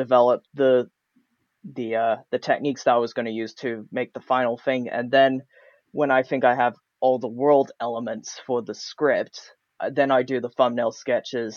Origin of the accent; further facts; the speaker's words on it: United States; accent: American; now in United Kingdom; my American accent here in the UK